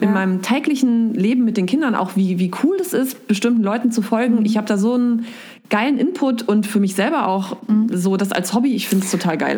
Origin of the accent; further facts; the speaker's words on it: Giessen, Hesse, Germany; also born or lived in Erlangen, Bavaria; now in Wiesbaden, Germany; dann sind wir übergesiedelt sozusagen nach Hessen. Da war ich sieben und äh, in Mittelhessen bin ich aufgewachsen, so rund um Gießen